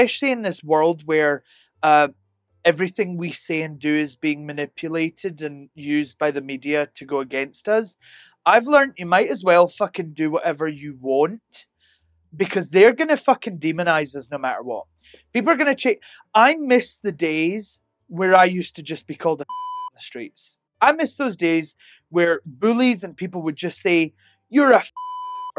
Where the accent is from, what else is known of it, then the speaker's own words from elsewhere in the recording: Helensburgh, Scotland, United Kingdom; also born or lived in Glasgow; I'm from Helensburgh in Scotland, a tiny, tiny town. I moved to Glasgow and I'm in Vegas.